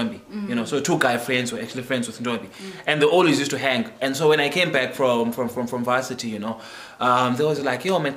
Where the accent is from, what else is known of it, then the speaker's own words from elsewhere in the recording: Dispatch, Eastern Cape, South Africa; moved away as an adult; also born or lived in Port Elizabeth; I'm born and raised in Dispatch.